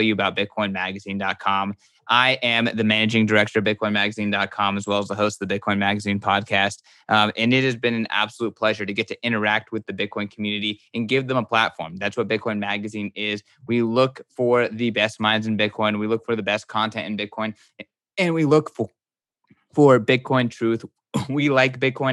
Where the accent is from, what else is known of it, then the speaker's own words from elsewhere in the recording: Egypt; I am sitting across the stream from a fellow Egyptian